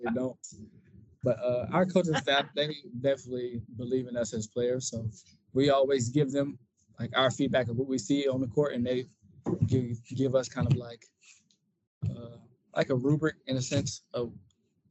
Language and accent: English; North Carolina, United States; moved away; I'm from North Carolina.